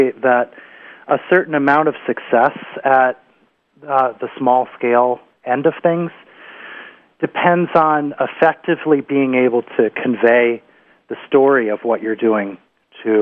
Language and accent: English; upper Susquehanna, New York, United States; now in Vermont, United States; where I grew up on the Susquehanna, the origins of the colonial settlements on the upper Susquehanna, like Binghamton